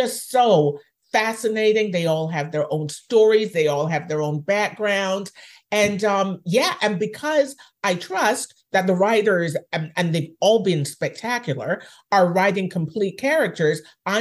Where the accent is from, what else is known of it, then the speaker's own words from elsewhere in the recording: Jamaica; now in Canada; I was raised in Jamaica